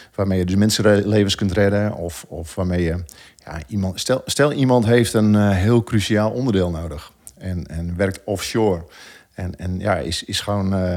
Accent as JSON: {"language": "Dutch", "country": "Netherlands"}